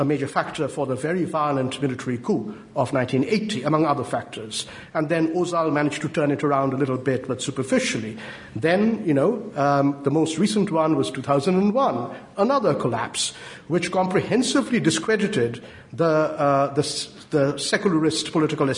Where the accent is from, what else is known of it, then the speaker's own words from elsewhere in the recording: West Bengal, India; now in United Kingdom; my home state, West Bengal